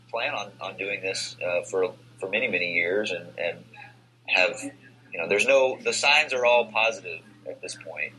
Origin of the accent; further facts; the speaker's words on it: Texas, United States; also born or lived in Chicago / California; now in San Diego, United States; Growing up in Texas, and then I was in Chicago for 8 years, and now I'm in California